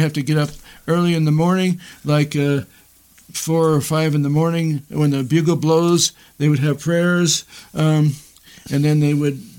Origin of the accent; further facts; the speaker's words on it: Salt Lake City, Utah, United States; moved away as an adult; also born or lived in Seattle, Washington / Nauvoo, Illinois / Quincy, Illinois / Chicago suburbs; now in Jacksonville, United States; So I grew up in Salt Lake City, ended up moving to Nauvoo and being the dentist in town in Nauvoo.